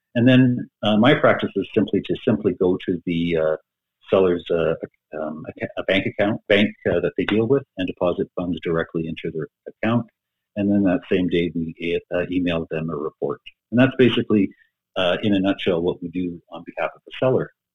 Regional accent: Edmonton, Alberta, Canada; was born and raised in Edmonton and basically been here all my life

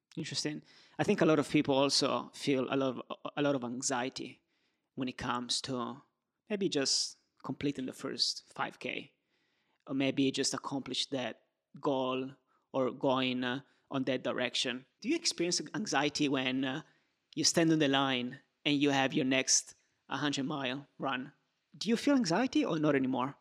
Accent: Turin, Piedmont, Italy; moved away; also born or lived in Rome; I was born in Turin. I lived in Rome and I lived in different places.

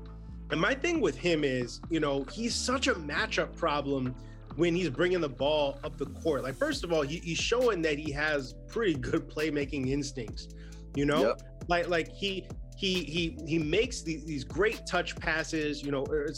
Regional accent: Chicago, Illinois, United States; I'm from the Midwest. I'm from Chicago

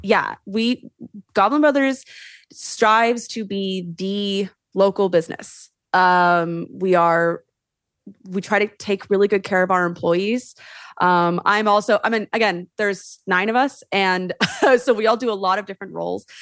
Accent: Sonoma County, California, United States; I am from Sonoma County, born and raised

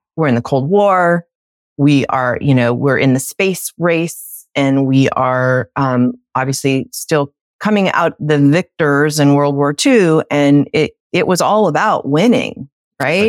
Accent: United States; as little American babies

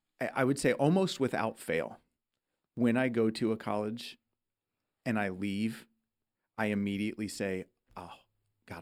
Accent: Midwest, United States; moved away; I'm from the Midwest.

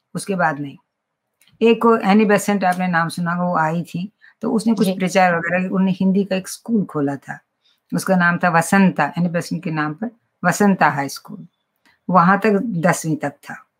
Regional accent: Srinagar, Jammu and Kashmir, India; first language Kashmiri; Hindi is a second language; हम तो श्रीनगर में पैदा हुई मैं श्रीनगर प्रॉपर श्रीनगर

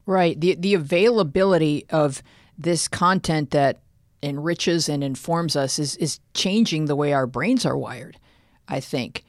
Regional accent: Buffalo, New York, United States; a kid growing up in suburban Buffalo

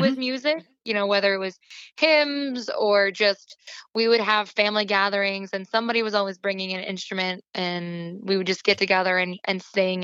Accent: Ephrata, Pennsylvania, United States; I grew up near Ephrata, Pennsylvania

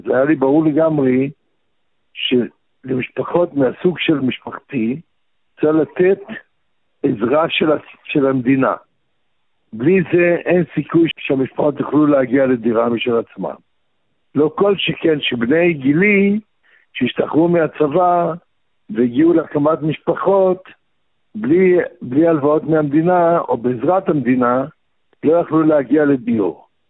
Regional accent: Baghdad, Baghdad Governorate, Iraq; now in Israel; אני גם בא מבית שבו לימדו אותי עוד בבגדד, בעיראק

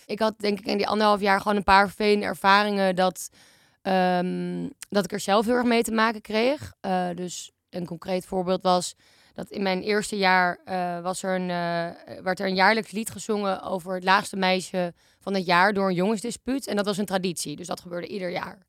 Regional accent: Amsterdam, North Holland, Netherlands; Ik ben 26 en ik kom uit Amsterdam en ik woon in Amsterdam.

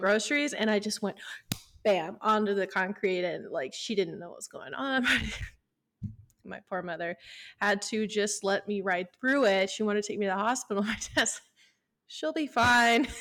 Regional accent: Midwest, United States; I grew up in the Midwest where it was just like, you kinda just work and get over it

